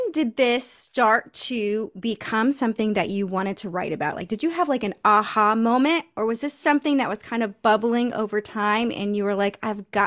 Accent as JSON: {"language": "English", "region": "Western Kentucky", "country": "United States", "tie": "born or raised there", "also_born_or_lived": "Texas / Raleigh, North Carolina", "moved": "yes", "lives_now": "Wilmington, United States", "said": "I grew up in Western Kentucky."}